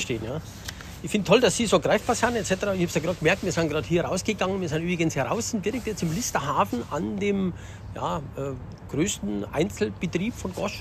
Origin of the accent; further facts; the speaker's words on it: Upper Bavaria, Germany; ich komme ja aus Oberbayern